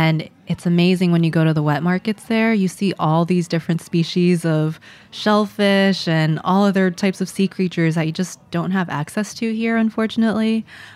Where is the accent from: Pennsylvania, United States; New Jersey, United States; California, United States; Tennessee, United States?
New Jersey, United States; growing up in Jersey